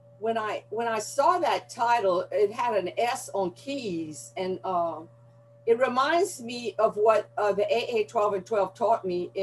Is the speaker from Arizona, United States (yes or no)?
no; Gonzales, Louisiana, United States; accent: Southern drawl; now in Houma, United States; I was born in a town of Gonzales, Louisiana, which is a Cajun community